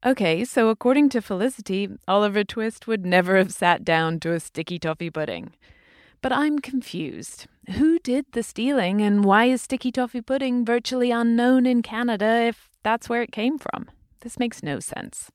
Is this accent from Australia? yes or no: no; United Kingdom; I'm British